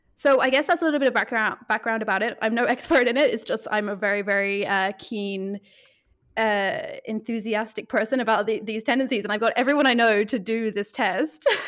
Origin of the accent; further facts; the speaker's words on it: Ireland; now in Berlin, Germany; I am a photographer in Berlin, and I'm from Ireland